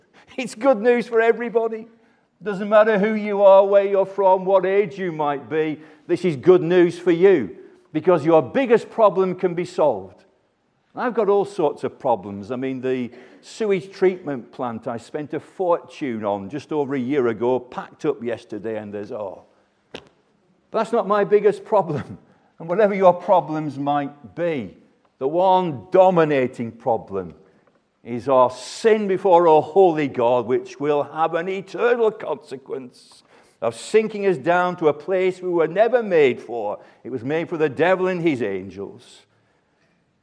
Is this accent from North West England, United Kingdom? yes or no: yes; Burnley, North West England, United Kingdom; my hometown of Burnley.